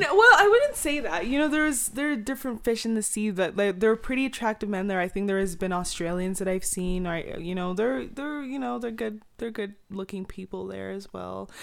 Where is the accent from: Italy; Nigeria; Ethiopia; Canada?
Nigeria; I'm Nigerian